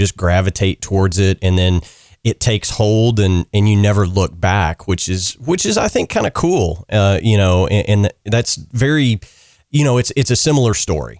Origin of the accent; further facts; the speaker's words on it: Central Kentucky, United States; I grew up in Central Kentucky.